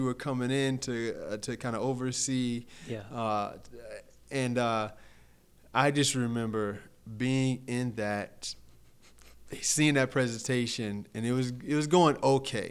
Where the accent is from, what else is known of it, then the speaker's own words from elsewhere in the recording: Fort Myers, Florida, United States; I'm from a place called Harlem Heights in Fort Myers, predominantly black and Latino